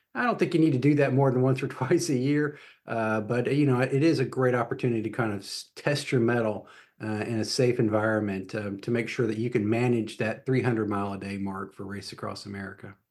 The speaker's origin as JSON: {"language": "English", "town": "Atlanta", "region": "Georgia", "country": "United States", "tie": "born or raised there", "moved": "as an adult", "lives_now": "Charlotte, United States", "said": "I grew up in Atlanta, so I moved to North Carolina, uh, when I was eighteen"}